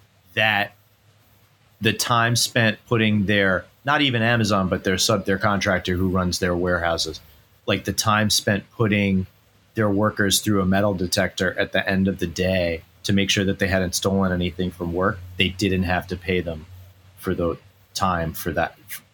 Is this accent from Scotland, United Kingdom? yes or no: yes; Scotland, United Kingdom; It says whilst because we're from Scotland.